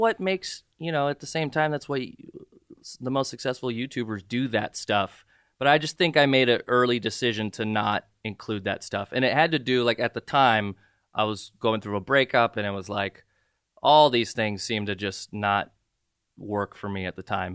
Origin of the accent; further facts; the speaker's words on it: Southern California, United States; also born or lived in Jordan / Saudi Arabia / Ventura County / Santa Monica; I grew up in Southern California for the most part. I've been here since ninety-three